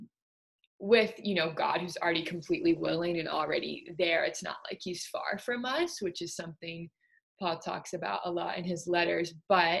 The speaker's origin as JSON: {"language": "English", "town": "Baton Rouge", "region": "Louisiana", "country": "United States", "tie": "born or raised there", "said": "I was born and raised in Baton Rouge, Louisiana, and my parents aren't actually from there"}